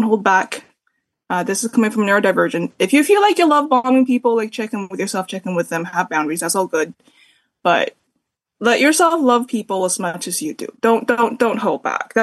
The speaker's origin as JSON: {"language": "English", "country": "Canada", "said": "a Canadian smut demon"}